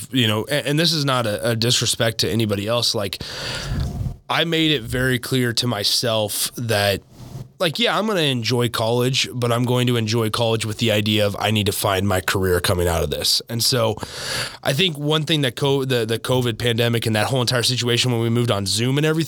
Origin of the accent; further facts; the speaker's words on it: Lincoln, Nebraska, United States; I'm from Lincoln. I didn't want to stay in town for school